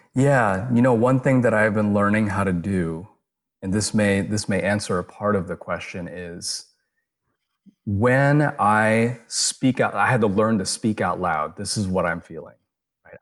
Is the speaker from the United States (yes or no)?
yes; United States; me being Asian American, me having an Eastern upbringing